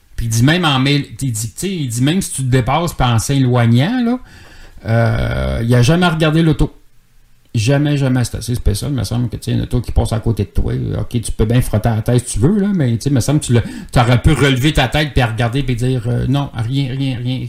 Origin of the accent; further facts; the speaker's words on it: Boucherville, Quebec, Canada; also born or lived in Longueuil / Saint-Jean-sur-Richelieu; dans ce temps-là, je restais à Boucherville. Je viens de Boucherville